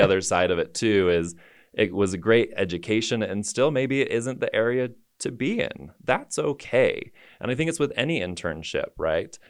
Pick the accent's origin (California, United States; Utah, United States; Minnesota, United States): Utah, United States; Taylorsville; moved away as an adult; also born or lived in New York City; born and raised in Taylorsville, Utah